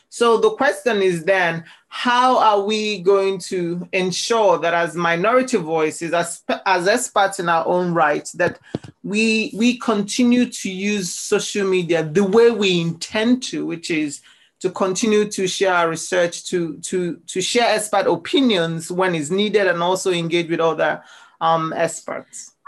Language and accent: English; Nigeria; now in Scotland, United Kingdom; growing up as a Nigerian